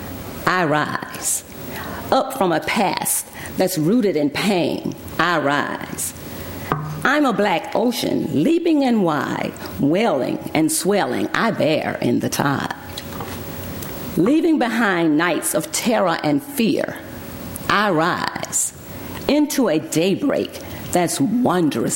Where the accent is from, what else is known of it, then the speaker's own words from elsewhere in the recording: Alabama, United States; also born or lived in Texas; now in Berkeley, United States; I was born in Alabama